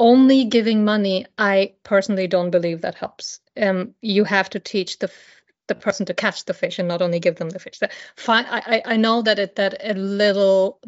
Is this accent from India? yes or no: yes; India; moved away; I grew up in India